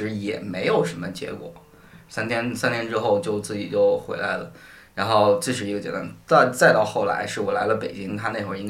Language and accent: Chinese; Northwest China, China; 我在西北长大。